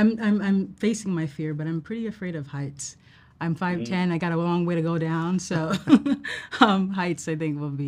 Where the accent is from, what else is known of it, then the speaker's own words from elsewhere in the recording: New York, United States; I'm a New Yorker